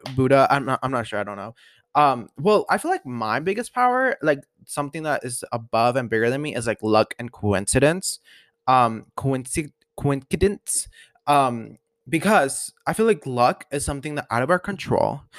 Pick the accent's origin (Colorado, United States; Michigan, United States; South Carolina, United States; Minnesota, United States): Colorado, United States; I love Colorado. I'm loving, like, I love my hometown